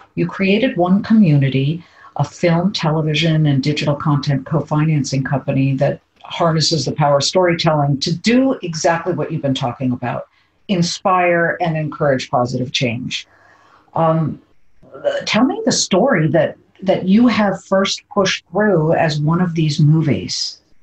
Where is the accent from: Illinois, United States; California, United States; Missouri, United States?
California, United States; moved away; my home state, my amazing home state